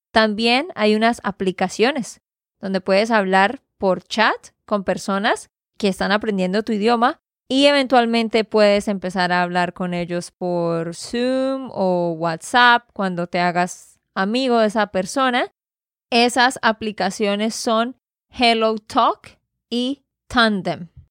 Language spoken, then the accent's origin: Spanish; Santander, Colombia; de Santander, Colombia